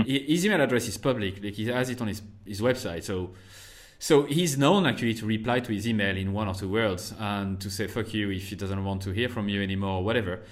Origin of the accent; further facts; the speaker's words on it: France; first language French; English is a second language; moved away as an adult; also born or lived in United States / Ireland; I went back to France for a year